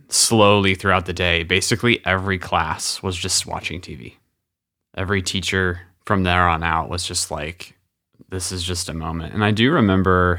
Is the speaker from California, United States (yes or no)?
yes; California, United States; I grew up in California, so I'm on the West Coast